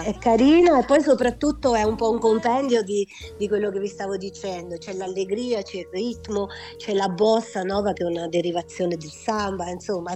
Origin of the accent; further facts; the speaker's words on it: Pavia, Lombardy, Italy; moved away; also born or lived in Marche; Poi sono cresciuta a Pavia